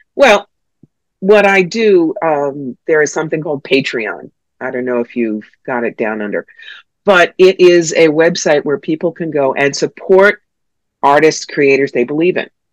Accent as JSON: {"language": "English", "region": "New York", "country": "United States", "said": "I'm from New York"}